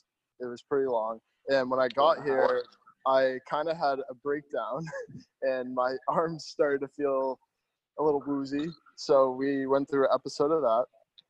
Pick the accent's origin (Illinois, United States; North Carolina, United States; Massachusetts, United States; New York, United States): Massachusetts, United States; Plymouth; I'm from Plymouth, Massachusetts